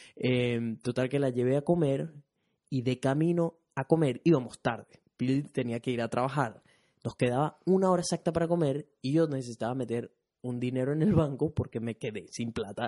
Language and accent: Spanish; Venezuela; now in Brisbane, Australia; soy un latino, específicamente venezolano, que reside en Brisbane, Australia